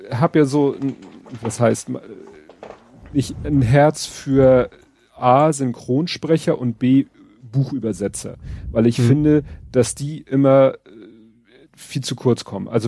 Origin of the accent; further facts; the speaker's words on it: Hamburg, Germany; Ich als Hamburger.